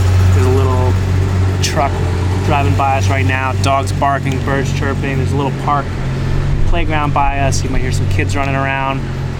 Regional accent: Northern New Jersey, United States; moved away as an adult; now in New York City, United States; I'm from New Jersey. Northern Jersey? Northern Jersey

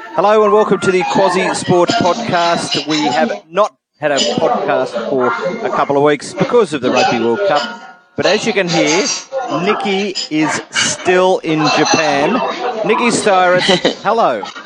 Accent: Australia; now in New Zealand; an Australian living in New Zealand

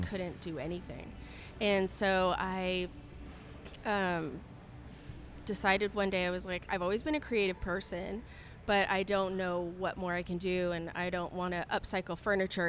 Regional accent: Southern California, United States; moved away as an adult; also born or lived in Seattle; now in Dallas, United States; I'm originally from Southern California

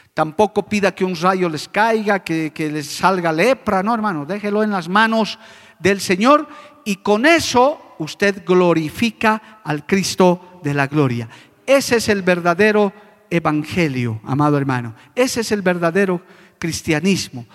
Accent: La Paz, Bolivia; moved away as an adult; now in Cochabamba, Bolivia; mi ciudad natal, a La Paz

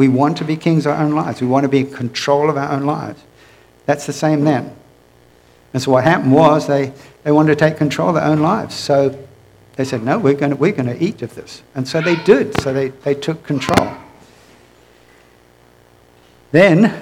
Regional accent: United Kingdom; moved away; I'm originally from the United Kingdom

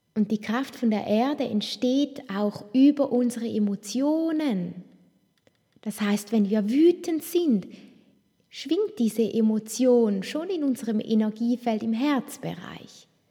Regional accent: Toggenburg, St. Gallen, Switzerland; ich bin so bodenständig aufgewachsen im Tockenburg, in den Bergen

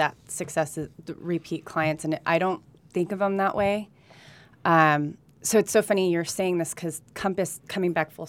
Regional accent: Burbank, California, United States; born there; also born or lived in Colombia; I was born in Burbank, California

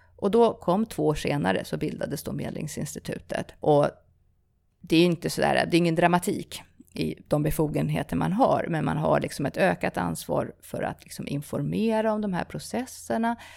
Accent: Stockholm, Stockholm County, Sweden; also born or lived in South America; jag flyttade till Sverige som ganska liten. Eh, har norska föräldrar, både utomlands i Sydamerika mina första år. Eh, och sen ja, växte jag upp utanför Stockholm i, i ja, Bromma och Vällingby

